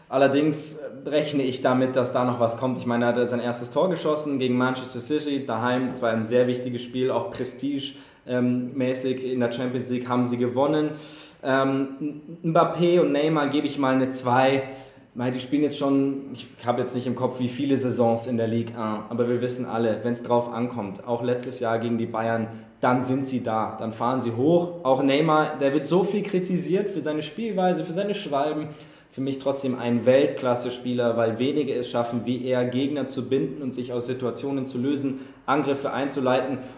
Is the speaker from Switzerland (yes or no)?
no; Ireland; Ich habe gesagt, ich bin Ire, das heißt, ich will den Engländern nicht sagen, wie sie ihre Mannschaften aussprechen. Aber ich als Ire sage Liverpool